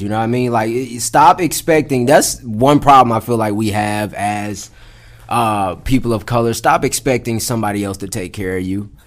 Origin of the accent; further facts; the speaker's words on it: Atlanta, Georgia, United States; I grew up on the south side of Atlanta, man. Specifically, I grew up uh, out in uh, Clayton County